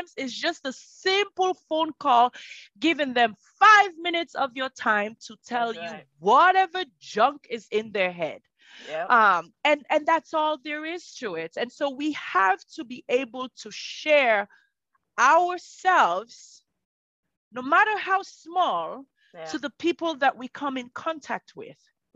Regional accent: Southern Province, Sierra Leone; moved away; I am from Sierra Leone. I'm a Sierra Leonean born. My toddler or little age years were in southern Sierra Leone in the Pujon area.

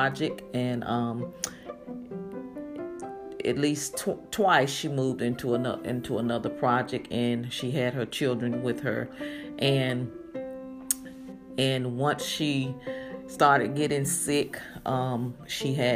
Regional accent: Greensboro, North Carolina, United States; We grew up in Greensboro, North Carolina, and we lived in the projects.

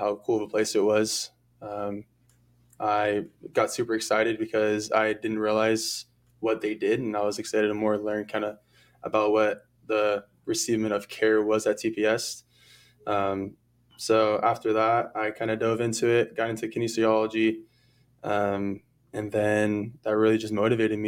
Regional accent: Southern California, United States; born and raised in Southern California

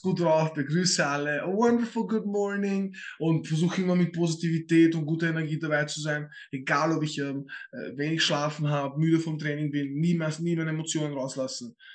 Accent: Vienna, Austria; ich werde den Vollwiener raushängen lassen

